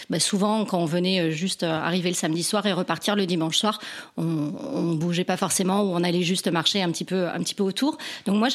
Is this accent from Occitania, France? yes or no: yes; Montpellier, Occitania, France; now in Vaucluse, France; je viens de Montpellier.